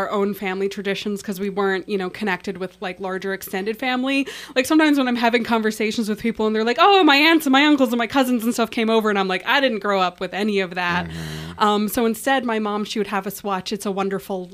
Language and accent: English; Albuquerque, New Mexico, United States; moved away; I'm from Albuquerque